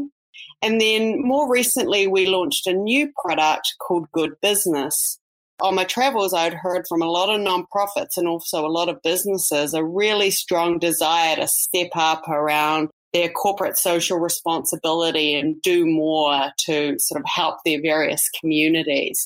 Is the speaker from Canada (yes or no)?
no; New Zealand; moved away as an adult; also born or lived in New York; now in United States; I'm a New Zealand native, as you could probably hear from my accent